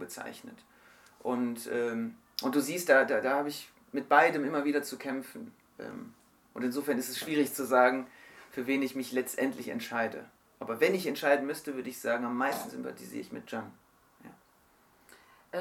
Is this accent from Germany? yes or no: yes; Germany; bin in Deutschland geboren, Deutschland aufgewachsen, meine Family kommt aus der Türkei